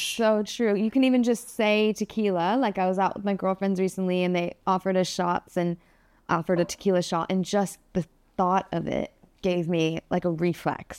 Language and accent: English; Phoenix, Arizona, United States; moved away; I started off in Phoenix, Arizona, and I started off hating Phoenix, Arizona, since I can remember